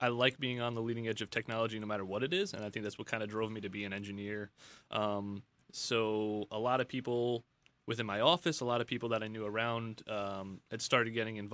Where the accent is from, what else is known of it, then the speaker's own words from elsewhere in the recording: Long Island, New York, United States; now in Auburn Hills, United States; originally I'm from New York